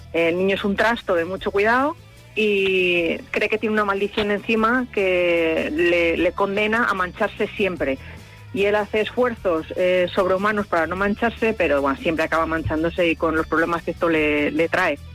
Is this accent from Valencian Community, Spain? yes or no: yes; Valencian Community, Spain; en un pueblo de, Valencia, en Muñol concretamente, es mi pueblo